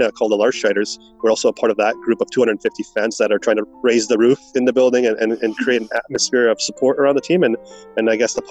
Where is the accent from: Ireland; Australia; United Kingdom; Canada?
Canada; Vancouver, British Columbia; growing up in Vancouver